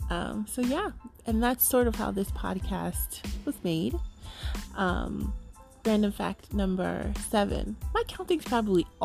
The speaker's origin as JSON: {"language": "English", "region": "New York", "country": "United States", "said": "I am a New Yorker. if you can tell. A lot of people say I don't sound like I'm from New York, but I am a New Yorker."}